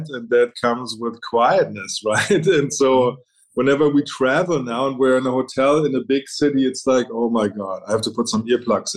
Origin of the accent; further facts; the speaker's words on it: Berlin, Germany; moved away as an adult; also born or lived in United Kingdom / China; I was born and raised in Berlin, East Berlin for that matter